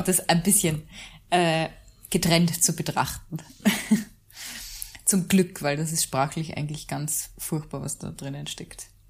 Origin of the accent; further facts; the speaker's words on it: Mühlviertel, Upper Austria, Austria; now in Salzburg, Austria; ich komme eigentlich aus Mühlviertel ursprünglich